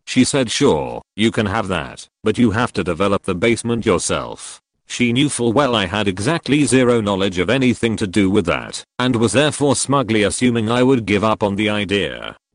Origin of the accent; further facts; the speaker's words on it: United Kingdom; I'm British, for context. When I was a kid, Saturday nights meant fish and chips in front of the TV, with tea to wash it down.